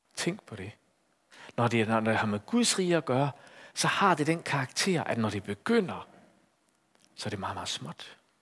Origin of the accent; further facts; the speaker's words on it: Aarhus, Central Denmark Region, Denmark; i Aarhus, hvor jeg kommer fra